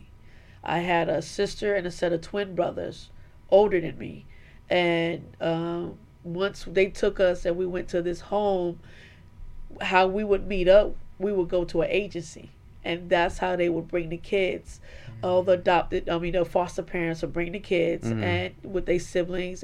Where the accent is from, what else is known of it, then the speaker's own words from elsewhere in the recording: New York, United States; I was born and raised in New York